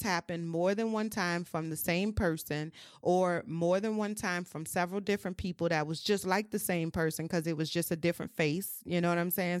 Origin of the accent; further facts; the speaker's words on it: New Orleans, Louisiana, United States; I'm from New Orleans, um, born and raised.